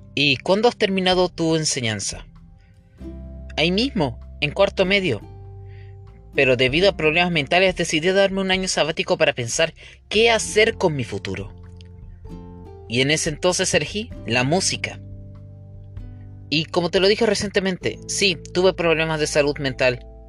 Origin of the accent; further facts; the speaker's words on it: Coquimbo, Chile; Nací acá en Coquimbo, el 5 de julio de 1995, en Chile